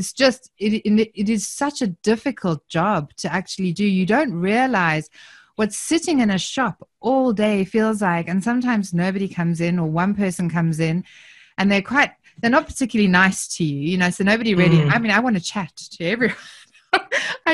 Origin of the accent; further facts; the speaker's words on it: South Africa; accent: South African; now in Southern Highlands, Australia; I'm obviously from my accent, I'm originally South African